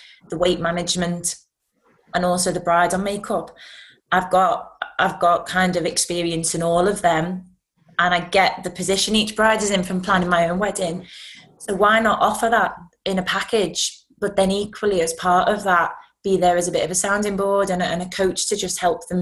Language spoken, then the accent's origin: English; Liverpool, North West England, United Kingdom; I'm from Liverpool